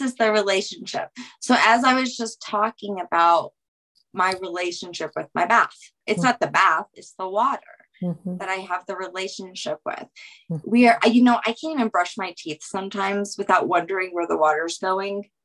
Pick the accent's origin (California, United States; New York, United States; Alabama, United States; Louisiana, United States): Louisiana, United States; I'm from Louisiana